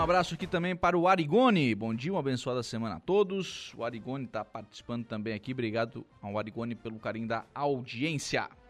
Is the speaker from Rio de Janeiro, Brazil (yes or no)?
no; Turvo, Santa Catarina, Brazil; um município onde eu nasci, que é o município de Turvo.